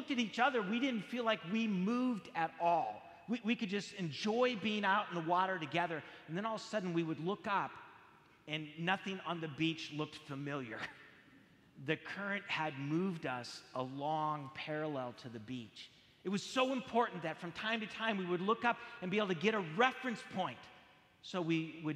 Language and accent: English; San Jose, California, United States; I grew up in San Jose, California